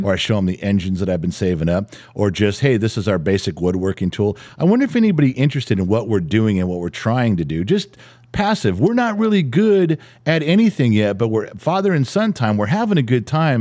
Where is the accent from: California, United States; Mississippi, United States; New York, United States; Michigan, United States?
California, United States; Los Angeles; growing up in the San Fernando Valley